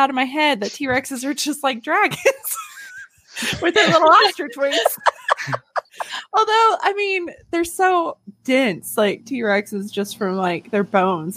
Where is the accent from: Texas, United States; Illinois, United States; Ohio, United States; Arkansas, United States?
Arkansas, United States; North Central; moved away; also born or lived in Little Rock, Arkansas; I moved out of North Central Arkansas, and I got to Little Rock